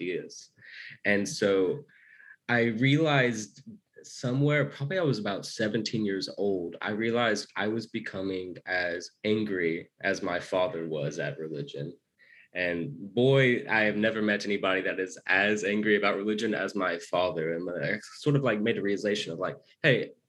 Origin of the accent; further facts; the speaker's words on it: Arkansas, United States; also born or lived in Japan / China; I grew up in the American South in a small state called Arkansas